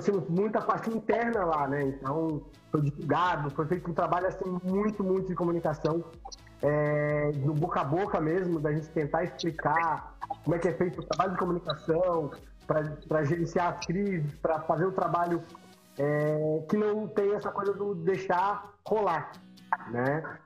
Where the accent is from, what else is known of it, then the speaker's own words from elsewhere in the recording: São Paulo, Brazil; eu sou de São Paulo